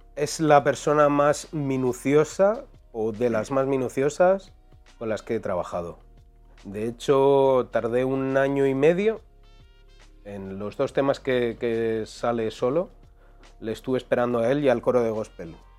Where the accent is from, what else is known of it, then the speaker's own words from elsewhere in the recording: Madrid, Community of Madrid, Spain; yo soy de Quintana